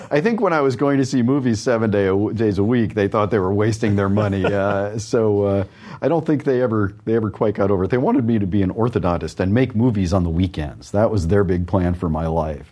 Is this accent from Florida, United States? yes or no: no; New York, United States; also born or lived in Chicago / Wisconsin; now in Austin, United States; I grew up on the East Coast